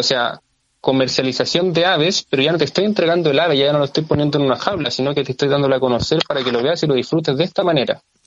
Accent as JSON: {"language": "Spanish", "town": "Lampa", "region": "Santiago Metropolitan Region", "country": "Chile", "said": "soy vecino de, de Lampa eh, viví gran parte de mi vida en Lampa"}